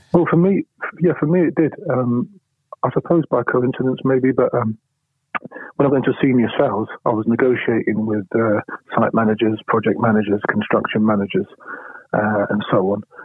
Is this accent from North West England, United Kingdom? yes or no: no; London, United Kingdom; also born or lived in Poplar, London; I was born in Bethnal Green